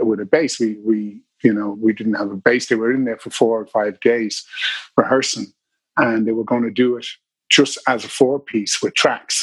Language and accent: English; Dublin, Leinster, Ireland; also born or lived in Drogheda; I'm from Dublin. I was born in Drogheda, but I am from Dublin, yeah. I've lived most of my life here.